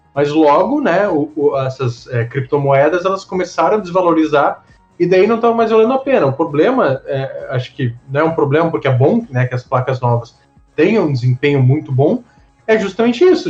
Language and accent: Portuguese; Brazil; sendo brasileiro